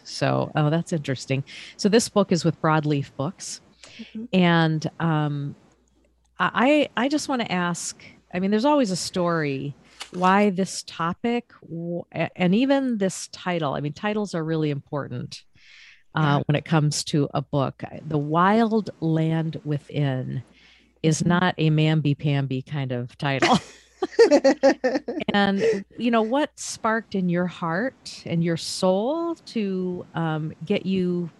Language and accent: English; Maine, United States; a lot of people know that I'm from Maine originally. And I like to keep people thinking that I grew up there my entire life, but that's not true.